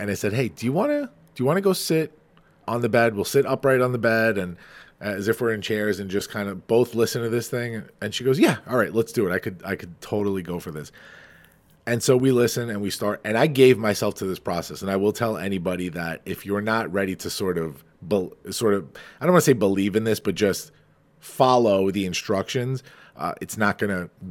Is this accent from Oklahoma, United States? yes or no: no; Farmingdale, New York, United States; Farmingdale, which is my hometown